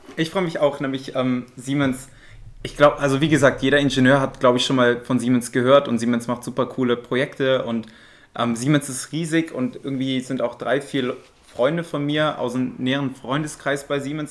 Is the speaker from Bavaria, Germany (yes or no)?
no; Aachen, North Rhine-Westphalia, Germany; moved away as an adult; now in Zurich, Switzerland; ich bin in Aachen aufgewachsen und jetzt bin ich in Zürich